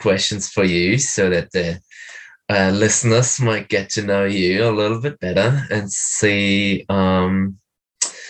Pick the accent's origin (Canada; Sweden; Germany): Germany; Berlin; I'm from Berlin